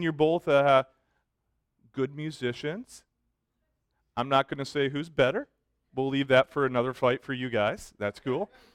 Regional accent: Michigan, United States; moved away; I grew up in Michigan

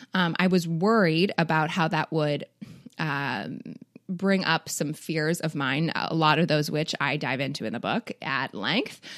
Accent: Toronto, Ontario, Canada; I grew up in Toronto

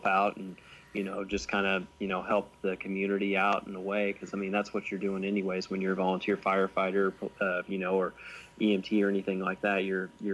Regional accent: Sumner, Illinois, United States; this was shot in my hometown of Sumner, Illinois, and I'm a volunteer firefighter there

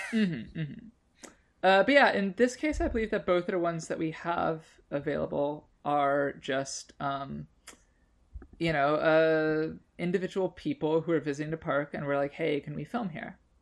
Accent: Chicago, Illinois, United States; I grew up in Chicago near Six Flags Great America

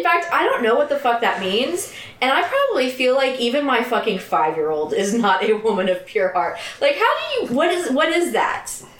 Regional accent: Tulsa, Oklahoma, United States; I grew up in Tulsa, so it was pretty big.

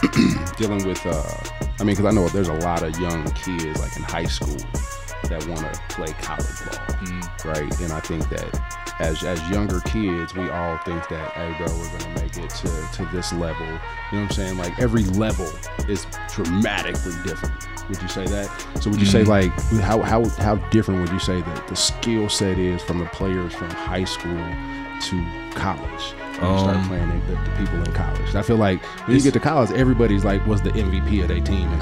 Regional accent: California, United States; I was like, nigga, I know I'm from Cali.

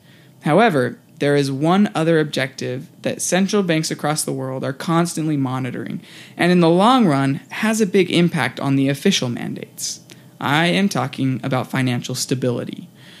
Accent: United States; as an American

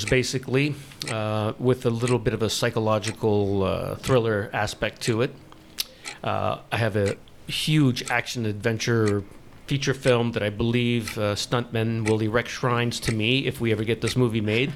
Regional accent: Montreal, Quebec, Canada; I was born in Montreal

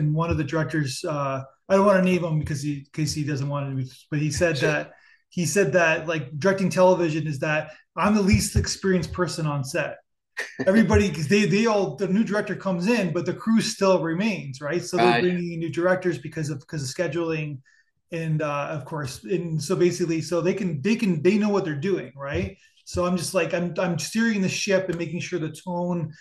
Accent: Niagara Falls, Ontario, Canada; we're both from Niagara Falls. We're both like Niagara Falls, Canada

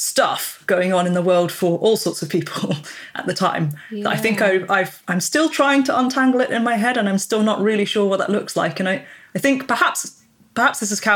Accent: United Kingdom; accent: British; even if my passport says I'm British, my accent clearly says I'm British

